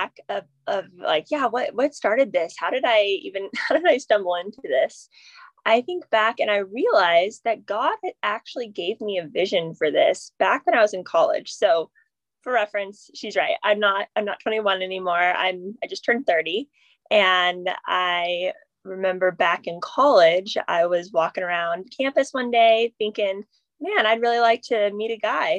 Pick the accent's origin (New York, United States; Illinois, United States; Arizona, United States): Arizona, United States; Phoenix; now in San Diego, United States; I am from Phoenix originally, and I live in San Diego now